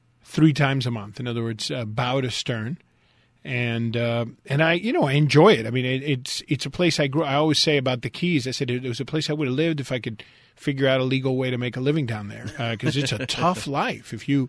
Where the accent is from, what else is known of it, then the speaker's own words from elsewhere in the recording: Westchester, Florida, United States; also born or lived in Key West, Florida; I grew up in Westchester and spent a huge part of my life there. So I know that area really well.